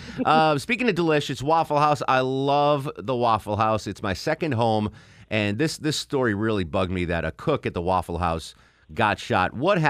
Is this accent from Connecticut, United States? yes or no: yes; Connecticut, United States; As a New England girl, I'm from Connecticut.